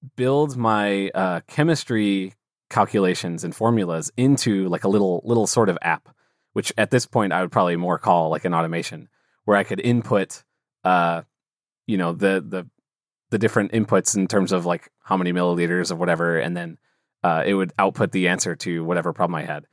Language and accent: English; St. Louis, Missouri, United States; I'm from St. Louis, Missouri, here in the U.S.